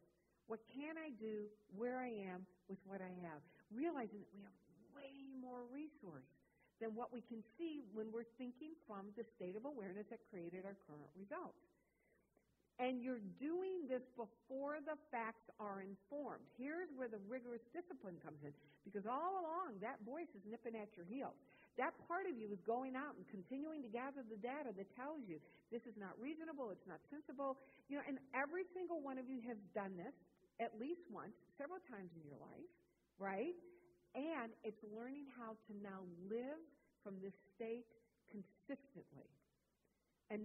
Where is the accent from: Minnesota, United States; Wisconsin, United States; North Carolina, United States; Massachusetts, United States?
Wisconsin, United States; moved away; I grew up in Wisconsin.